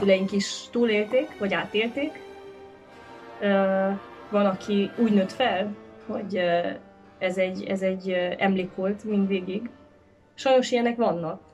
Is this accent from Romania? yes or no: yes; Cluj-Napoca, Cluj County, Romania; mint kolozsvári magánember, azt tudom mondani, hogy családunknak nagyon sok eseménye, itt az agapiban zajlott